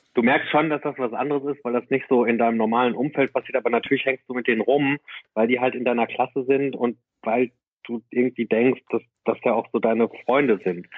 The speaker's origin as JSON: {"language": "German", "town": "Herne", "region": "North Rhine-Westphalia", "country": "Germany", "moved": "yes", "lives_now": "Berlin, Germany", "said": "Ich komme halt aus Banner Eickel, das ist eine Stadt im Ruhrgebiet"}